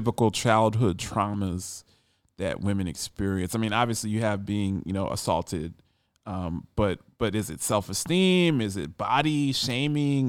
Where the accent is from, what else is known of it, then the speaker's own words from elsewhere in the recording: Ohio, United States; a fellow Buckeye